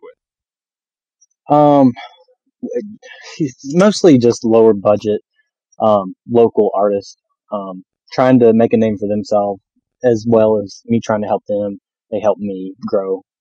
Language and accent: English; North Carolina, United States; accent: southern; I was born and raised in North Carolina